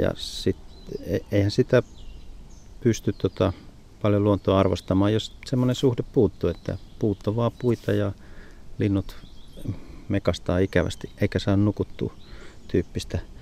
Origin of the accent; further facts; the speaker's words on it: Savonia, Finland; moved away; jossain Savossa, mistä olin kotoisin